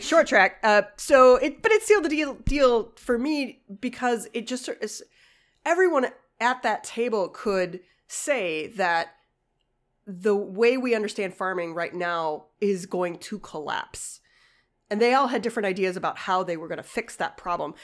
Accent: Chicago, Illinois, United States; moved away; also born or lived in Ashland, Wisconsin; I grew up in Chicago

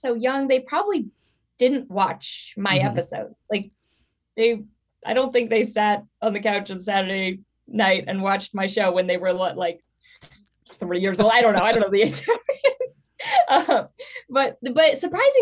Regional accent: Portland, Oregon, United States; moved away; also born or lived in Hollywood, California; I was born in Portland, Oregon, and I moved back to Portland for a little while

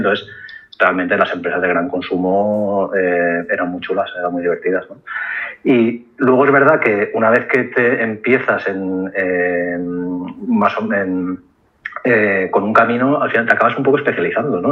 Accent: Valencia, Valencian Community, Spain; moved away as an adult; also born or lived in Barcelona; yo soy valenciano, o sea, nací en Valencia, tuve el colegio de estudio en Valencia y luego me fui a estudiar la carrera a Barcelona

